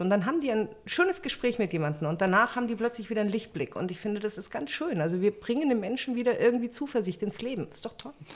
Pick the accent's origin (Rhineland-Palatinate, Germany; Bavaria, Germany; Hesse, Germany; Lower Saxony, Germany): Bavaria, Germany; Munich; moved away as an adult; also born or lived in Berlin; now in Potsdam, Germany; Ich bin ein Münchner Kindel